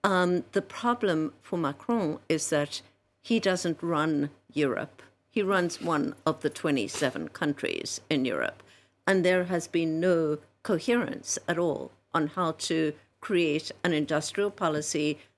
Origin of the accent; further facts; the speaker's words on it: South Africa; I mean, I grew up in South Africa, same thing.